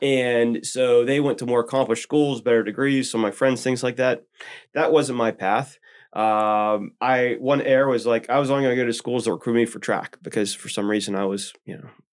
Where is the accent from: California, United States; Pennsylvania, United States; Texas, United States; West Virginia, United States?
Pennsylvania, United States; Elizabeth; I grew up in a small little river town called Elizabeth